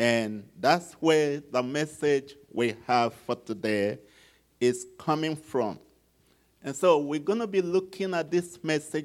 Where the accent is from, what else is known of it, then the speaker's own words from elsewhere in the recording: Nigeria; this guy that is from Nigeria